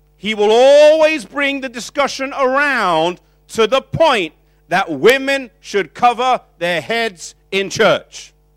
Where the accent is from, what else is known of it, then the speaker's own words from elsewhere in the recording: United Kingdom; we come from British culture